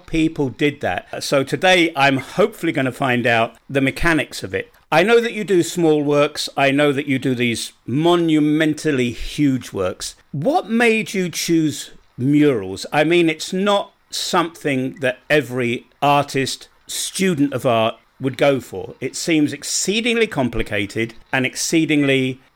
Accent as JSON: {"language": "English", "region": "London", "country": "United Kingdom", "tie": "born or raised there", "said": "I was born in London. I've been living back in England now for decades"}